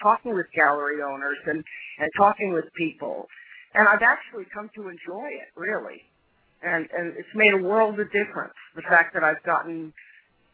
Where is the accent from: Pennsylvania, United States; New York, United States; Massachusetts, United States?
Massachusetts, United States; Belmont; moved away as an adult; now in Cape Cod, United States; I grew up in Belmont, but I moved to the Cape, about 10 years ago, Cape Cod